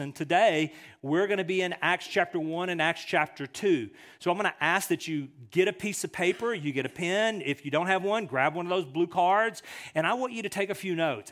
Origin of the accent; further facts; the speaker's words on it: United States; we as American Western Christians